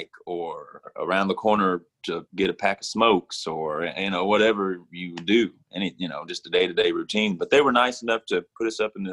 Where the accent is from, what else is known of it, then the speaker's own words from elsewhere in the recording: Mississippi, United States; now in Nashville, United States; being from Mississippi originally, there's a lot of blues music, a lot of blues, a lot of R&B, at least when I was growing up